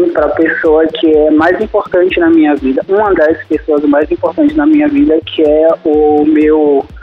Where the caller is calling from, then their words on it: Salvador, Bahia, Brazil; Eu falo de Salvador, Bahia.